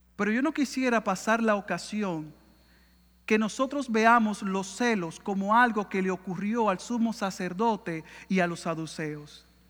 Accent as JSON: {"language": "Spanish", "country": "Dominican Republic", "said": "como diríamos en buen dominicano en mi país"}